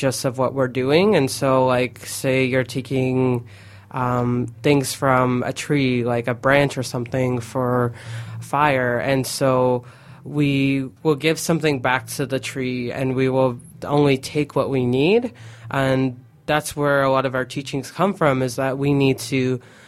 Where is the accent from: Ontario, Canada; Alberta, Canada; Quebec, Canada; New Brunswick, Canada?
Ontario, Canada; Aamjiwnaang; growing up in Amjadong, I noticed that my family would go on small trips